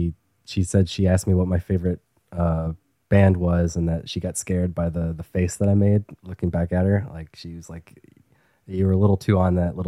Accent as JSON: {"language": "English", "region": "Tennessee", "country": "United States", "tie": "born or raised there", "also_born_or_lived": "Maryland", "moved": "as an adult", "lives_now": "Brooklyn, New York, United States", "said": "I grew up in Tennessee, and they never came to Tennessee."}